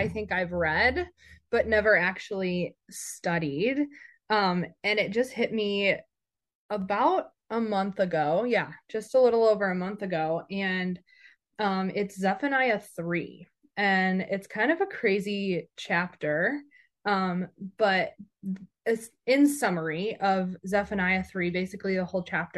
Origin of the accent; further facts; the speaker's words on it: Grand Rapids, Michigan, United States; moved away as an adult; also born or lived in Arizona; my hometown in Grand Rapids